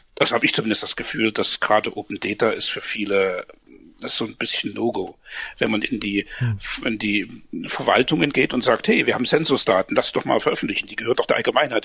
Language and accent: German; Germany; uns als, als Deutsche